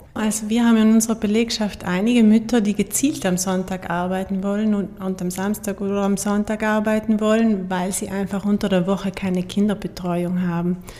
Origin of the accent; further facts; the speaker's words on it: Wiesen, Trentino-Alto Adige, Italy; also born or lived in Innsbruck / Munich; ich bin ja selber in Wiesen geboren, also neben Sterzing